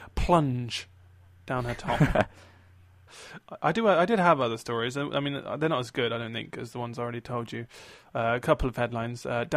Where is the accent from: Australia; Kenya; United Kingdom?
Australia; I'm actually from Australia.